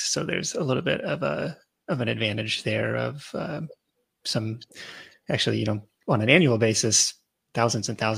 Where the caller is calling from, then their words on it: Seattle, Washington, United States; Uh, from uh, Seattle, Washington.